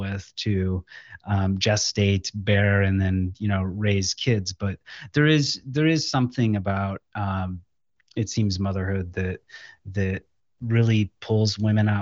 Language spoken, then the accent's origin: English; Lorain, Ohio, United States; came back to my hometown of Lorain, Ohio, which is close to Cleveland